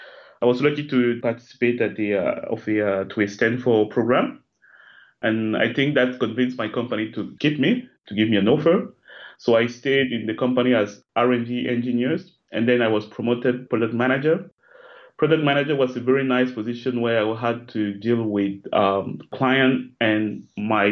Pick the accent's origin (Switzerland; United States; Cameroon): Cameroon; now in Paris, France; I live in Paris, in France. I'm originally from Cameroon